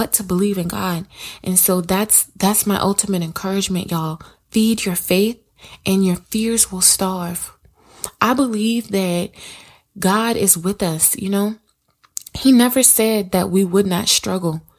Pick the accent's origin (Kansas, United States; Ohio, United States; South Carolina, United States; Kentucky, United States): South Carolina, United States; I'm from South Carolina. The city that I live